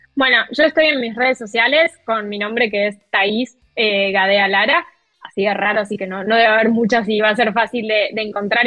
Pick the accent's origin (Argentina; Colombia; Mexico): Argentina; yo como periodista argentina